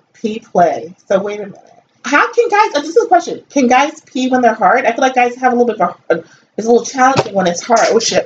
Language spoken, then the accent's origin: English; Northeast, United States; me growing up in the Northeast, you know, I grew up mostly with Italians and Jews